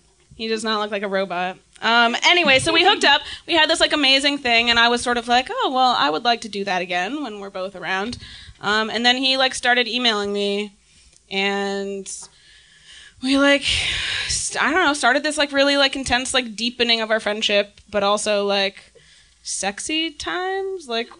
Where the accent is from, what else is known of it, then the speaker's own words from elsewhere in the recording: Arcata, California, United States; moved away; I'm from Humboldt County. Big ups. I'm from Arcata, and Arcata's fucking awesome. Deal with it. It's a great town. It's a great place to grow up.